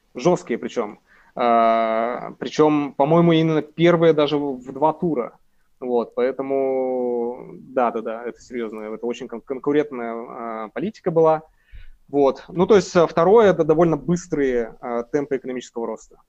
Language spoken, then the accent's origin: Russian; Sverdlovsk Oblast, Russia; я из Свердловской области